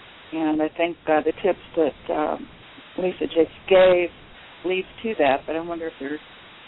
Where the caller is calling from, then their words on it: Nevada, United States; I'm calling from Nevada.